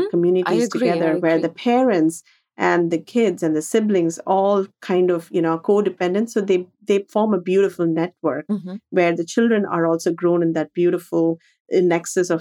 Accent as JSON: {"language": "English", "country": "India", "tie": "born or raised there", "moved": "as an adult", "said": "growing up in India"}